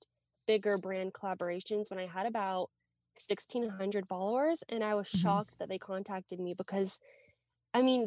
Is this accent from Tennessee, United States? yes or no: yes; Nashville, Tennessee, United States; I'm from Nashville